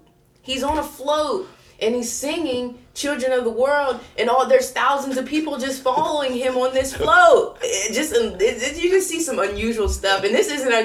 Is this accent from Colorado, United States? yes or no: no; Coshocton, Ohio, United States; growing up in Coshocton and listening to the sounds on MTV